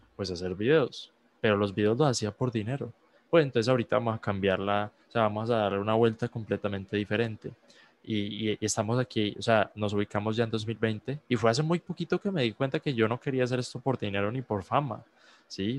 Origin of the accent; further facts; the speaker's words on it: Colombia; yo soy un muchacho de Colombia